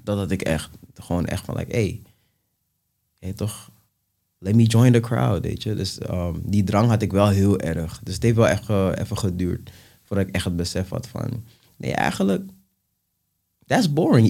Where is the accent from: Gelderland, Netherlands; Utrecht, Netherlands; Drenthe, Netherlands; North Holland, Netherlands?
North Holland, Netherlands; Amsterdam; ik kom uit de Belmer. Ja. En ik groeide op eh, in een buurt waar gewoon heel veel Surinamers eh, waren bijvoorbeeld.